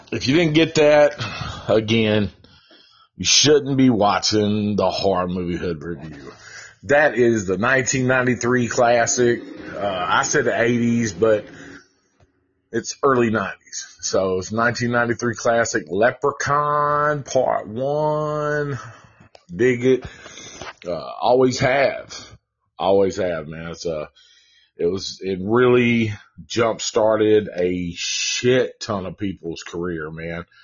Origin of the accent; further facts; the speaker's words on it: Ireland; uh, not just because I'm Irish, but I love the movie.